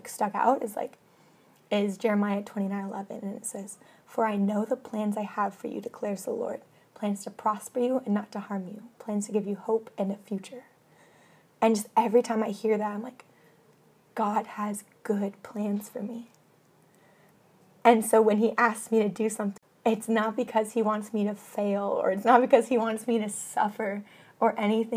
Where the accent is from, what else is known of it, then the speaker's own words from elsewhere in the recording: Washington, United States; I am from the mountains, I'm from Washington State